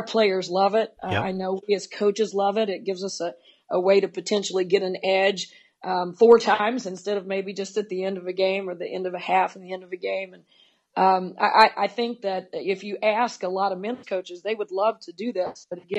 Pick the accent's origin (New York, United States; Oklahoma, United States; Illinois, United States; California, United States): Oklahoma, United States; I grew up in Oklahoma, was a holdout. We were one of the last states to move from 6-on-6 girls basketball to 5-on-5.